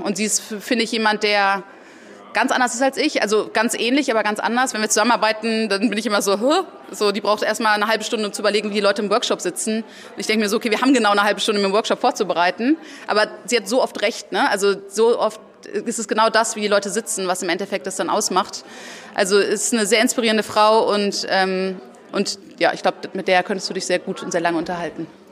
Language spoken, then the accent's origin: German; Ruhr area, North Rhine-Westphalia, Germany; also born or lived in Mexico City, Mexico; wir sind im Ruhrpott aufgewachsen.